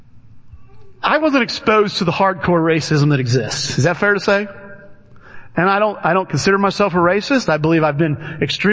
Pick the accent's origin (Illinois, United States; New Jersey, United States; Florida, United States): Illinois, United States; Alton; I grew up in Alton, Illinois